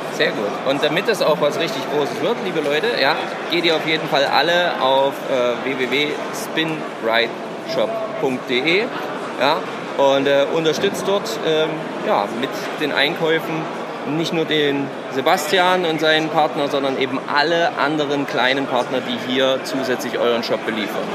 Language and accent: German; Thuringia, Germany; so wie ich, aus dem schönen Thüringen